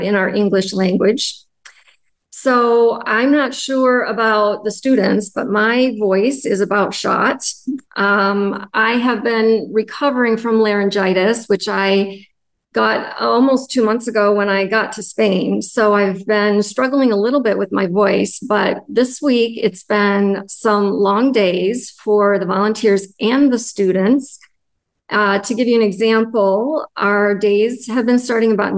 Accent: United States; I'm from the United States

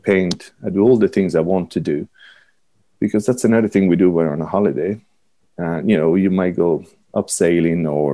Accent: Rome, Lazio, Italy; accent: Italian; moved away as an adult; now in Ireland; I grew up in Rome where everybody knew everything about Rome

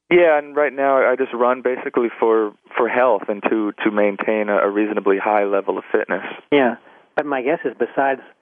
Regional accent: Los Angeles, California, United States; I was born and raised in in Los Angeles.

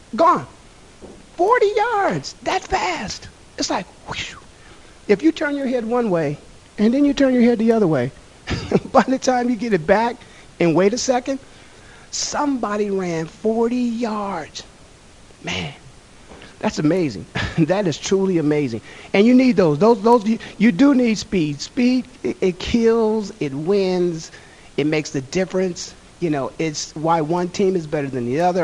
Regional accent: Canton, Ohio, United States; moved away; Canton, Ohio, my hometown

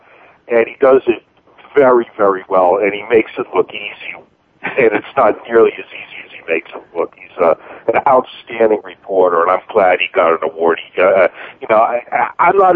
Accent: Boston, Massachusetts, United States; I grew up in Boston

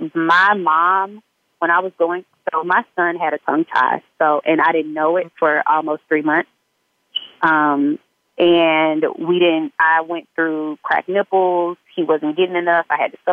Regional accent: Mobile, Alabama, United States; moved away; because I'm from Mobile, Alabama.

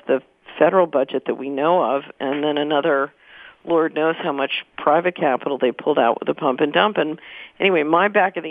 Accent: Philadelphia, Pennsylvania, United States; I grew up in Philadelphia.

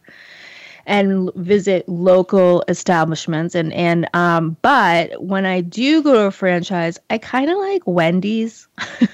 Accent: Portland, Maine, United States; I'm from Portland, Maine

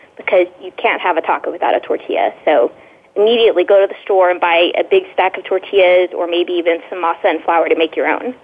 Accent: Texas, United States; I grew up in Texas, and tacos are just an everyday part of life here. But it definitely, tacos really became the focus of my life when I moved to Austin about 6 years ago.

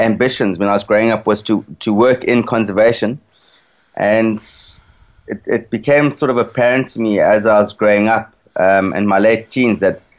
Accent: Zimbabwe; I was born in 1980, which was the year that Mugabe came to power. I'd say the first 18 years were pretty normal in the country.

